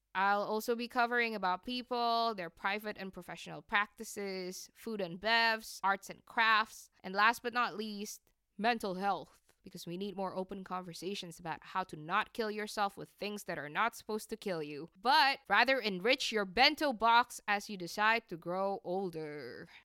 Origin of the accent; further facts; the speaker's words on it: Jakarta, Indonesia; moved away as an adult; also born or lived in New York; I grew up in Jakarta.